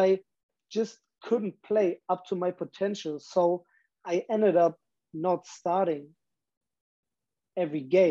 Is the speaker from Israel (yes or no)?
no; Germany; moved away as an adult; I'm that guy from Germany